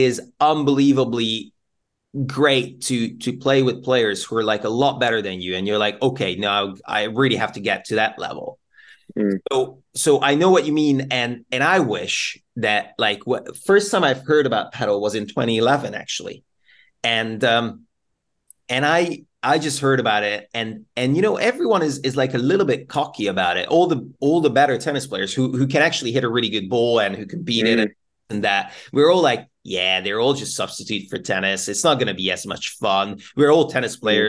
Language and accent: English; Budapest, Hungary; now in United Kingdom; we are from both from Budapest